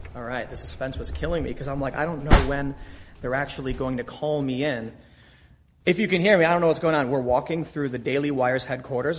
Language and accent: English; Chicago, Illinois, United States; I grew up in Chicago, surrounded by Democrats